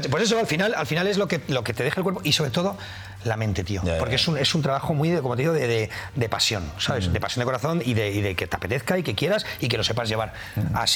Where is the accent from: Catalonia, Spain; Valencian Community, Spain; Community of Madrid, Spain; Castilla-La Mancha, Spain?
Community of Madrid, Spain; Madrid; necesito rápidamente eh, estar en mi ciudad. Soy muy, muy, soy muy de Madrid, muy de Madrid.